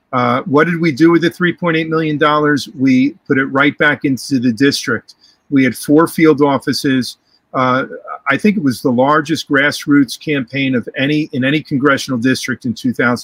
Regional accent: New York, United States; moved away as an adult; also born or lived in New Mexico; now in Fort Lauderdale, United States; I grew up in New York

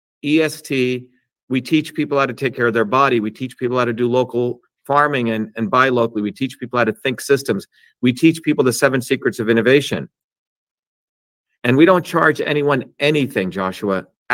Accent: India; when I was growing up in India, I should find that picture.

